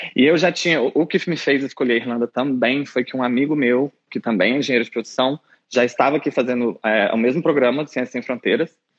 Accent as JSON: {"language": "Portuguese", "town": "São João del-Rei", "region": "Minas Gerais", "country": "Brazil", "also_born_or_lived": "Belo Horizonte", "moved": "as an adult", "lives_now": "Dublin, Ireland", "said": "Eu sou do interior de Minas, São João del Rei."}